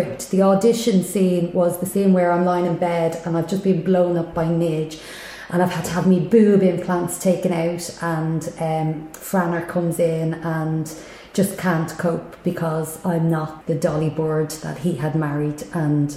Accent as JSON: {"language": "English", "town": "Dublin", "region": "Leinster", "country": "Ireland", "tie": "born or raised there", "said": "we grew up in Drimna, my mum's from Drimna, and that's where we grew up"}